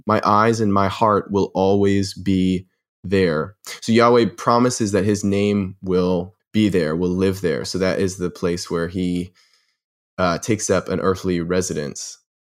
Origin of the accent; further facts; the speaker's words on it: near Boston, Massachusetts, United States; I grew up near Boston.